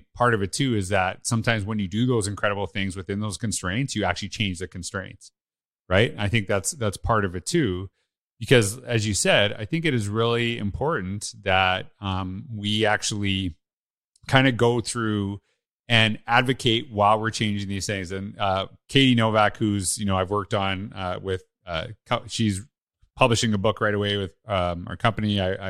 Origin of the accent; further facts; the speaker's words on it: Canada; I'm Canadian, that I would know that right away.